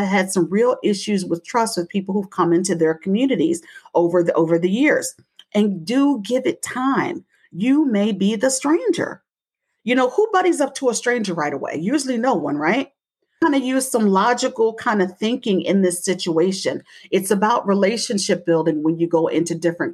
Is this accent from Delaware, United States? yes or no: yes; Delaware, United States; I come from Delaware